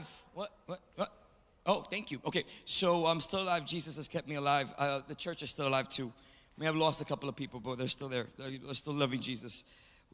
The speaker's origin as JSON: {"language": "English", "town": "New York City", "region": "New York", "country": "United States", "tie": "born or raised there", "said": "from New York City, from Manhattan, born in the Bronx, right across the street from the Yankee Stadium"}